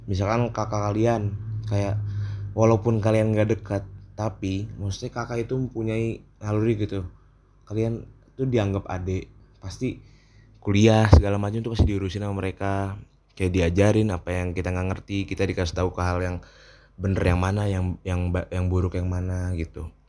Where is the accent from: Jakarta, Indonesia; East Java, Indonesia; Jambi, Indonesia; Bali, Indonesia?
Jakarta, Indonesia; now in Yogyakarta, Indonesia; ya karena emang aku tuh uh, ngerantau juga kan jadi asalku bukan dari Jogja asalku dari Jakarta yang kebetulan sini ngerantau